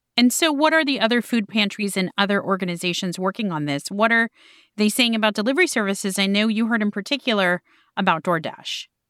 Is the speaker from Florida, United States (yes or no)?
yes; Miami, Florida, United States; I'm from Miami.